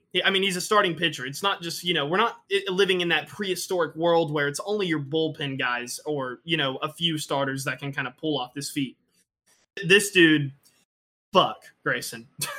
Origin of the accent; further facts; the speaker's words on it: Curaçao; I grew up in Curacao. I can talk to fish.